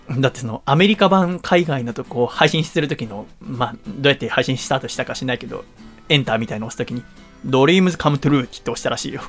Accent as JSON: {"language": "Japanese", "town": "Yokohama", "region": "Kanagawa", "country": "Japan", "tie": "born or raised there", "also_born_or_lived": "Tochigi", "said": "栃木に行く前、もちろんずっと横浜だから"}